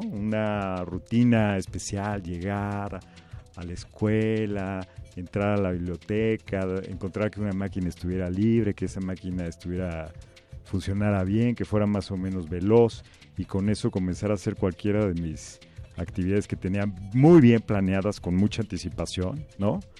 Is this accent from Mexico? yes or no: yes; Mexico; en México ya somos cada vez más los que estamos eh, usando las tecnologías